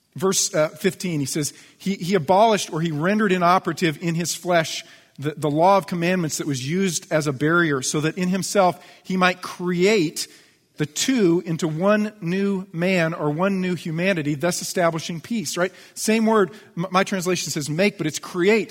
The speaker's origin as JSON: {"language": "English", "country": "United States", "said": "I'm an American. I'm a U S citizen"}